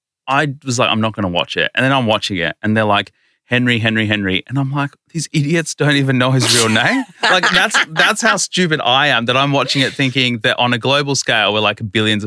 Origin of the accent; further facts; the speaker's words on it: India; So like I'm Indian. But technically, my family comes from modern-day Pakistan, right? We come from that side of the border.